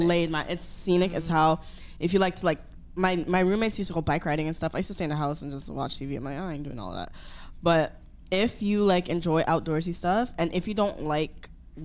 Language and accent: English; Jamaica; also born or lived in North Carolina / Vancouver; now in Toronto, Canada; Okay, I grew up in Jamaica.